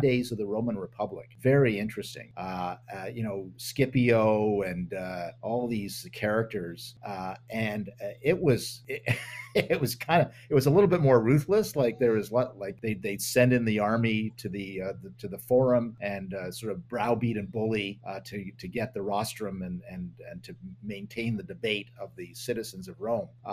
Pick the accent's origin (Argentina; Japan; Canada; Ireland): Canada; as a Canadian politician, when I was one